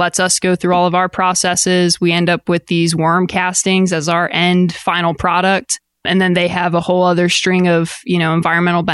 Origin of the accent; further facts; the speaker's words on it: Eastern Shore of Maryland, United States; moved away as an adult; also born or lived in Austin, Texas; So I'm originally from the East Coast of Maryland. I grew up in a pretty small beach town that kind of blows up in the summer